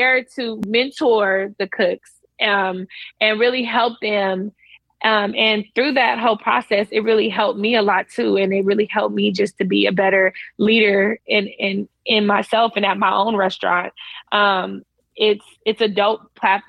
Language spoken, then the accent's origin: English; United States; also born or lived in Florida / Los Angeles; as the American on the show